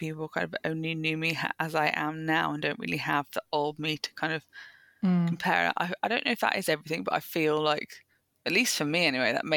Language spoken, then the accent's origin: English; Birmingham, West Midlands, United Kingdom; I then went in back into my hometown in Birmingham